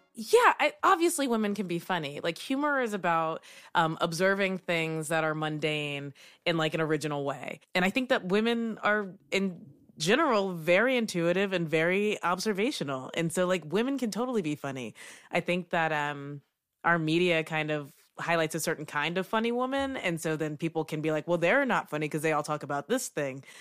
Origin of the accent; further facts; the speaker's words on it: Kentucky, United States; moved away as an adult; now in Brooklyn, United States; I'm from Kentucky. I lived and worked there for 22 years and then I moved to New York. So I live in Brooklyn.